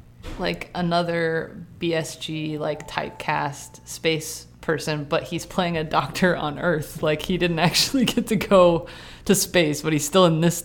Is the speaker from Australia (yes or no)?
no; Canada; We're all Canadian today.